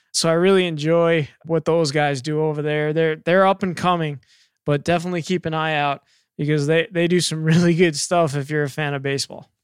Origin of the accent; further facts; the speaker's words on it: New York, United States; moved away; I grew up in New York